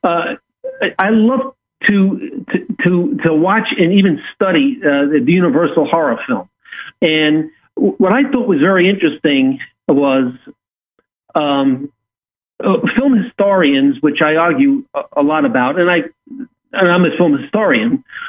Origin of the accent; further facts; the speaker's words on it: New York, United States; growing up in New York